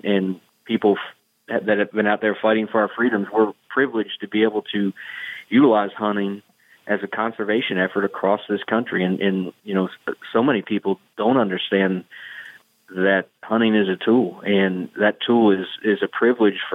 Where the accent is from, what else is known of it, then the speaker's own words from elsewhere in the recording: Pennsylvania, United States; I'm from Pennsylvania.